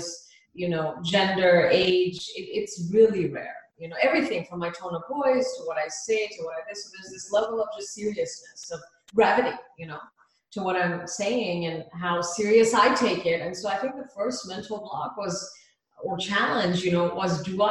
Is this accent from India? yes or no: yes; India; now in United States; from India, born, you know, like born and raised in India